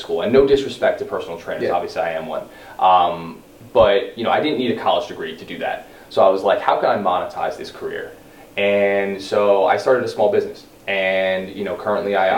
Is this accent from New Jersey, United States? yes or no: yes; West Orange, New Jersey, United States; That's where I'm from West Orange. Grew up. Been in Jersey for the last 20 years of my life